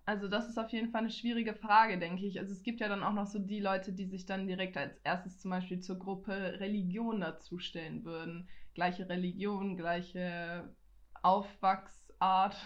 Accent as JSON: {"language": "German", "town": "Nuremberg", "region": "Bavaria", "country": "Germany", "tie": "born or raised there", "said": "ich bin zwar in Nürnberg geboren, ich bin ja, ich gebürtige auch. Fränkin, weil ich bin hier aufgewachsen, ich bin hier geboren, ich bin hier zur Schule gegangen"}